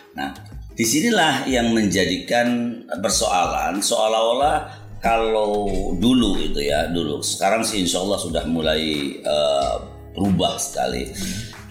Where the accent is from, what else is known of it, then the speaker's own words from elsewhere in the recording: Cirebon, West Java, Indonesia; also born or lived in Jakarta; saya dilahirkan di Cirebon